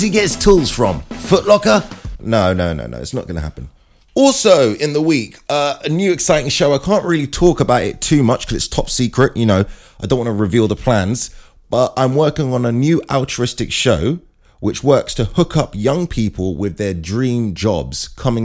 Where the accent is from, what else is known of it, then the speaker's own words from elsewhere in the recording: Brooklyn, New York, United States; now in London, United Kingdom; Hey, I'm from Brooklyn